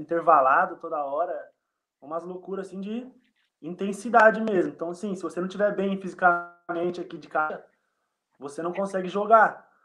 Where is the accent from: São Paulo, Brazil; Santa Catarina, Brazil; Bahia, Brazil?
São Paulo, Brazil; Embu das Artes; moved away as an adult; also born or lived in Uberlândia; now in Bytów, Poland; eu não sou de Uberlândia não, cara, eu sou de Embu das Artes, São Paulo.